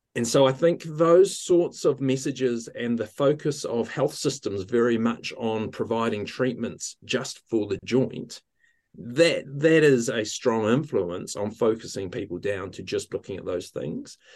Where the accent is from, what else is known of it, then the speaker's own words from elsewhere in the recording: Ohakune, Manawatū-Whanganui, New Zealand; now in Wellington, New Zealand; I grew up in, um, Ohaukuni in the centre of the North Island of New Zealand by the, by the mountain, uh, Ruapehu